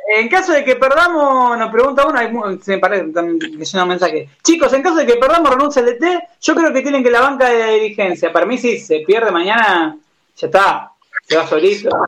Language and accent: Spanish; Argentina; Yo nací en Villa Grey